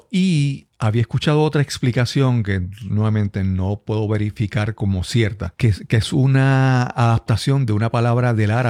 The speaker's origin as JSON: {"language": "Spanish", "country": "Puerto Rico", "accent": "Puerto Rican", "said": "me ha pasado que he visitado otros, países y, por ejemplo, Costa Rica y gente, amigos me dicen, oye, habla, habla, habla como puertorriqueño."}